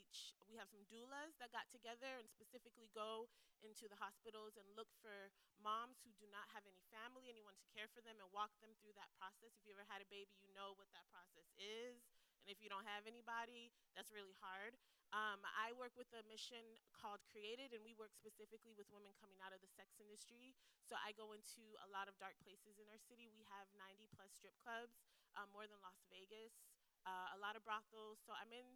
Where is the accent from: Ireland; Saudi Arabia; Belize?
Belize; moved away as an adult; now in Tampa, United States; I'm from Belize